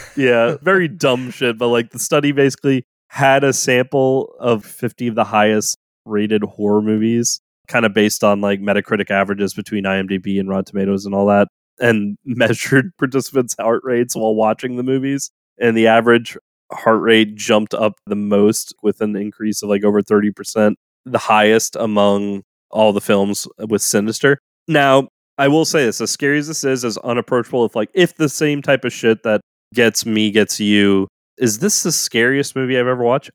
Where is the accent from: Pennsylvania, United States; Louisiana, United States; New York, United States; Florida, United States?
Louisiana, United States; New Orleans; growing up in the South, especially in New Orleans, we had a swarmer season during the summers